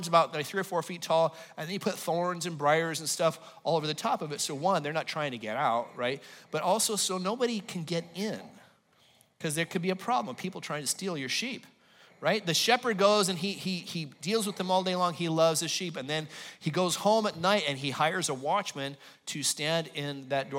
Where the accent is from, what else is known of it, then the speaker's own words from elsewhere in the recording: Los Angeles, California, United States; moved away; I'm from Los Angeles